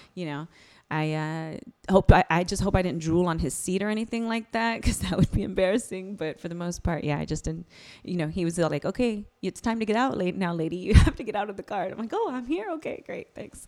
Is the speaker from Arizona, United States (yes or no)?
no; Bay Area, California, United States; I'm Bay Area.